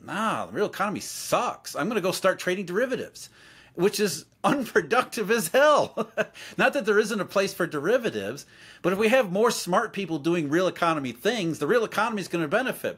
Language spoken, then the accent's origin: English; Rust Belt, United States; I grew up in the Rust Belt, so I saw it firsthand